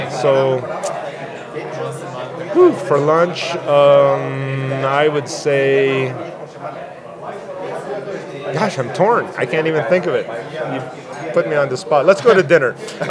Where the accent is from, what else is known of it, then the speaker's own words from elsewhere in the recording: Malaga, Andalusia, Spain; Well, it's funny because I grew up in Malaga, Spain. My dad's a Spaniard, my mom's Filipina